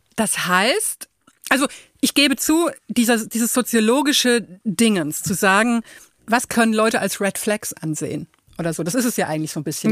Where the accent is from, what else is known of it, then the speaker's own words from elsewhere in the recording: Würzburg, Bavaria, Germany; ich bin ja in Würzburg geboren und so mhm. in Unterfranken aufgewachsen